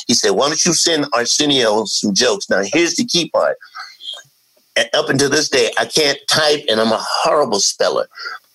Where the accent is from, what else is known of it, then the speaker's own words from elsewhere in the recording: Columbia, South Carolina, United States; moved away as an adult; now in Los Angeles, United States; I'm from Columbia, South Carolina